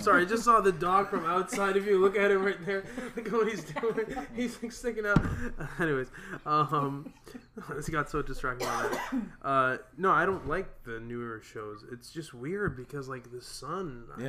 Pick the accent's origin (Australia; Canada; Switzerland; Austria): Canada; Hamilton, Ontario; So, I mean, me and Joe, we're comics from Hamilton.